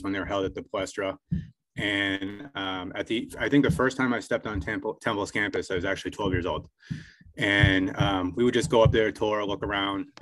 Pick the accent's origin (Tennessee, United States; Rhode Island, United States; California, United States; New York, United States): Rhode Island, United States; moved away as an adult; also born or lived in Philadelphia; I grew up in Rhode Island.